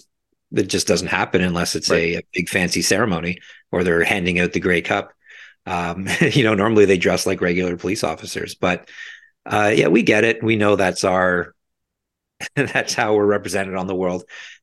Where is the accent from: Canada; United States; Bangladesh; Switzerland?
Canada; as a Canadian